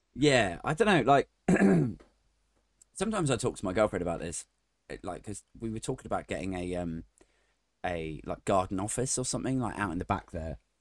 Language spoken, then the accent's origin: English; Maidenhead, South East England, United Kingdom; my hometown, Maidenhead